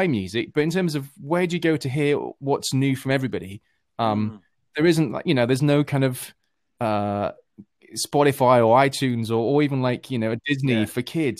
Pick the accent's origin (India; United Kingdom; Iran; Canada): United Kingdom; I'm this Brit